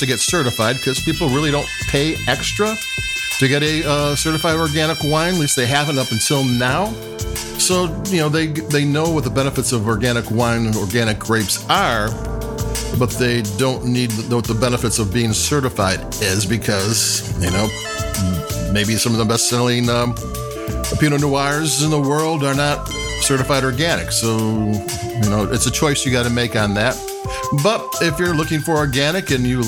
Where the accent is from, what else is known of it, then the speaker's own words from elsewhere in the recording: Chicago, Illinois, United States; I'm from the Chicago region